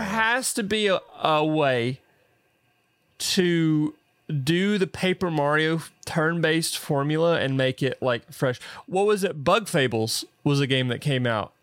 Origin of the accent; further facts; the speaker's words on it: the South, United States; accent: southern; my little southern accent